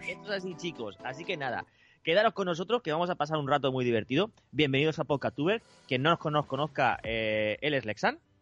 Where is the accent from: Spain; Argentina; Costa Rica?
Spain; somos los españoles